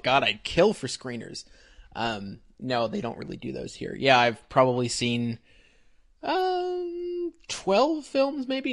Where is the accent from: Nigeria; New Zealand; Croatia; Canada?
Canada; I'm Canadian